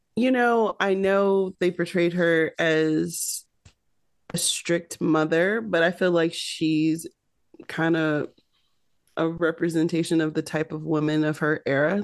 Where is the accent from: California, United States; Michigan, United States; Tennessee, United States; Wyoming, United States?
Michigan, United States; Detroit; I also grew up in Detroit, Motown, a lot of the gospel scene